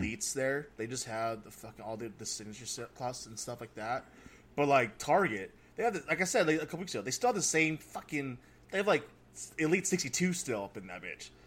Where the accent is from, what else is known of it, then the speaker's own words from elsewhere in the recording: California, United States; I'm from California